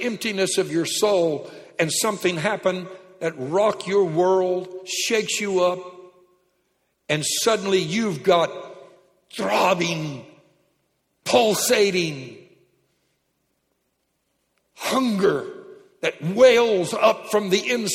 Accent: Louisiana, United States; I'm from Louisiana

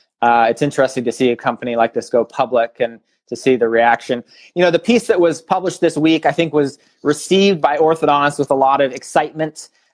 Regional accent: Canada; born there; moved away; also born or lived in Australia / Germany / North Carolina / Los Angeles; My background, you know, I was born in Canada. I've lived in Australia and Germany, North Carolina, Los Angeles, St. Louis.

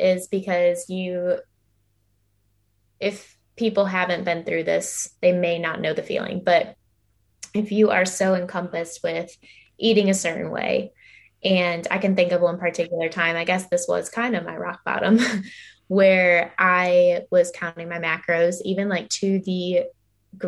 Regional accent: Illinois, United States; now in Georgia, United States; I live in Georgia right now, and my family, I grew up in Illinois.

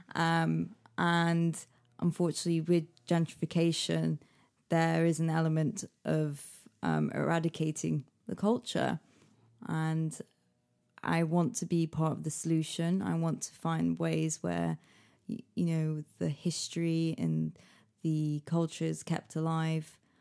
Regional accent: Manchester, North West England, United Kingdom; moved away as an adult; also born or lived in Liverpool; now in London, United Kingdom; I was born in Manchester. Um, I left there when I was eighteen to go to university in Liverpool

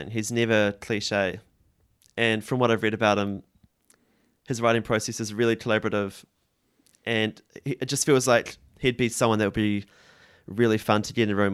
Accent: New Zealand; think definitely being tenacious and backing yourself is super important, which I guess is difficult as a Kiwi or it doesn't come naturally.

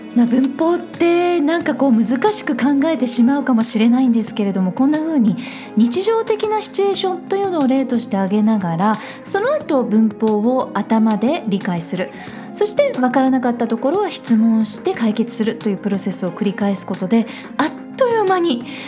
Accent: Japan; 私たち日本人でネイティブではない

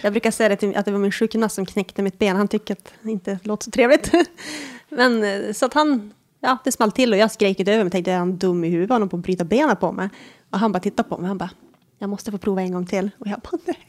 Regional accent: Norsjö, Västerbotten County, Sweden; moved away as an adult; now in Umeå, Sweden; jag är född i Norsjö, vilket är typ ett eh, litet ställe i inlandet. Västerbotten, typiskt småby.

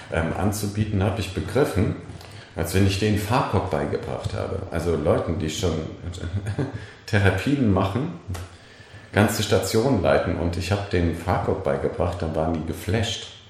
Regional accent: Bremen, Germany; ich komme aus Bremen diesbezüglich

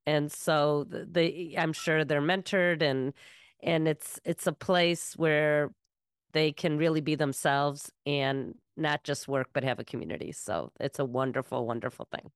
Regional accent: Evanston, Illinois, United States; my hometown, Evanston

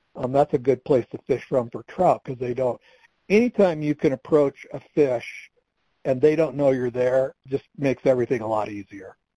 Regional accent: Michigan, United States; now in Colorado, United States; I grew up in Michigan

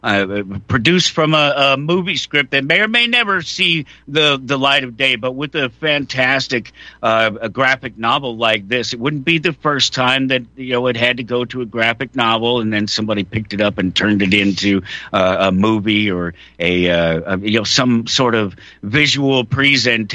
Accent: Denver, Colorado, United States; I was born in Denver, Colorado

